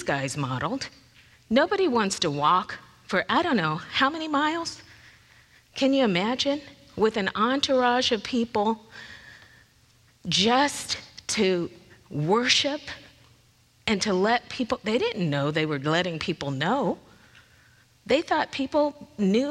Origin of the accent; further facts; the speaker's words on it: Lakewood, United States; I grew up in Lakewood. I was right here in Lakewood